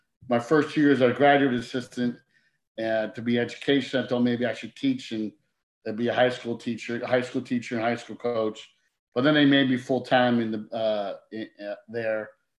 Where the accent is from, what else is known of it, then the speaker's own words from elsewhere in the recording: Bloomfield, New Jersey, United States; I grew up in Bloomfield, played basketball there